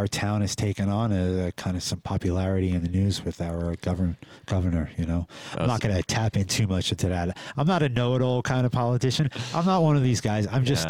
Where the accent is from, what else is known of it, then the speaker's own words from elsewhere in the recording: New York City, New York, United States; I mean, I came from New York City, you know, yeah. I picked up some crazy shit back there, you know, subway systems and stuff like that, you know?